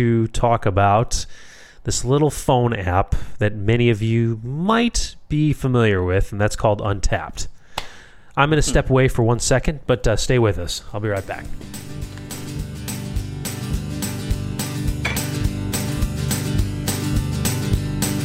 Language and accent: English; Chicago, Illinois, United States; I'm born and raised in Chicago.